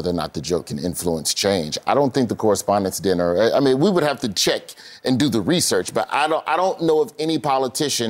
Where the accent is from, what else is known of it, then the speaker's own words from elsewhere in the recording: Birmingham, Alabama, United States; also born or lived in New York; I was born in New York. I grew up in Birmingham.